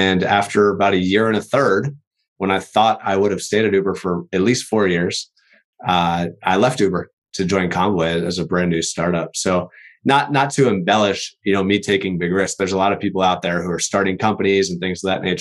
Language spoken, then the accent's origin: English; East Coast, United States; moved away as an adult; now in Seattle, United States; I'm originally from the East Coast